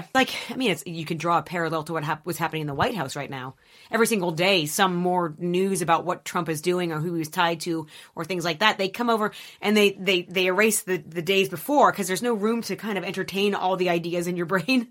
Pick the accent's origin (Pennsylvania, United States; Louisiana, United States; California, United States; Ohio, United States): Pennsylvania, United States; Erie; moved away; I grew up in Erie, Pennsylvania